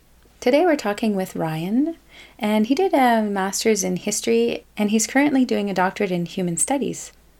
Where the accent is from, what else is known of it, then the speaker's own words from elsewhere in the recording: Canada; I'm a Francophone from Canada